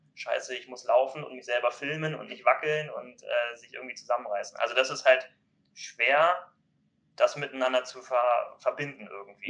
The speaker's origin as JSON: {"language": "German", "town": "Kiel", "region": "Schleswig-Holstein", "country": "Germany", "said": "ich komme ja aus Kiel"}